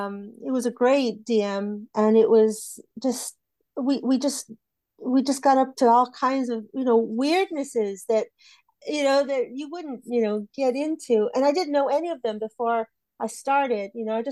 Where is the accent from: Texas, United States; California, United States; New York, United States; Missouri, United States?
Texas, United States; now in United Kingdom; Texas. Yeah, but I'm British now, so.